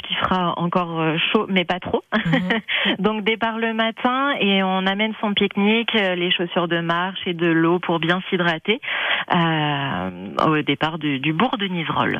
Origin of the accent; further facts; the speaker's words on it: France; en tant que Français